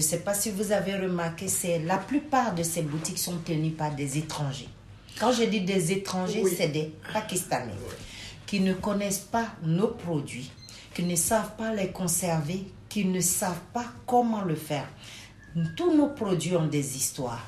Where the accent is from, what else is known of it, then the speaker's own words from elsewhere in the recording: Côte d’Ivoire; moved away as an adult; also born or lived in Senegal (parents); now in Brussels, Belgium; je suis sénégalaise de père et de mère. Ok. Mais par contre, je suis euh, une personne ayant, ayant pour moi deux cultures. Je suis née en Côte d'Ivoire ah, J'y ai fait mes études.